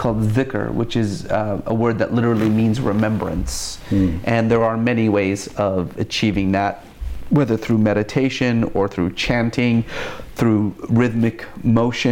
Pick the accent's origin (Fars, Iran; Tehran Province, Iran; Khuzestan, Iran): Tehran Province, Iran; Tehran; I was born in Tehran